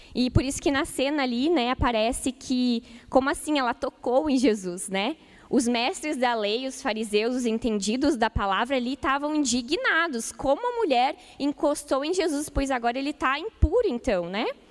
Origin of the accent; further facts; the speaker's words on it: Ijuí, Rio Grande do Sul, Brazil; moved away; lá em Juí, na minha cidade natal, Rio Grande do Sul